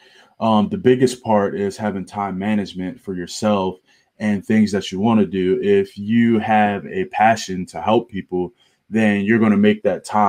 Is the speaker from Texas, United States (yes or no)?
no; Baltimore, Maryland, United States; moved away as an adult; also born or lived in Clemson, South Carolina; I am from Baltimore, Maryland. I grew up around East Baltimore.